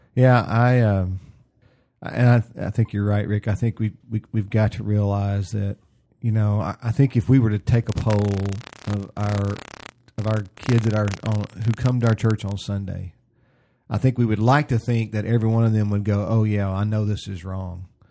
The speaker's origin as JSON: {"language": "English", "region": "the South", "country": "United States", "tie": "born or raised there", "said": "I grew up in the South"}